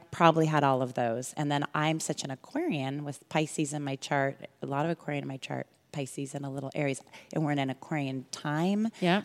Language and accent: English; California, United States; also born or lived in Illinois / Alabama / Europe; And then I was back here in California by age five. I've been here ever since